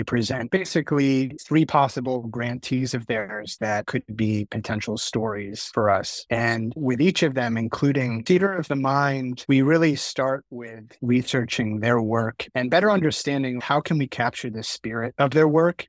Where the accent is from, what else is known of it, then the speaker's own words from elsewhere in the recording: New York City, New York, United States; I'm a filmmaker, I'm a New Yorker